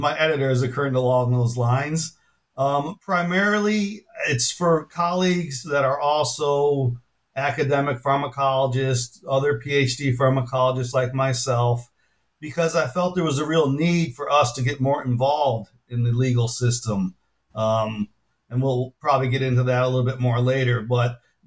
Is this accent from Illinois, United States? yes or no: yes; Chicago, Illinois, United States; moved away as an adult; also born or lived in Minnesota; now in Tulsa, United States; I grew up in Chicago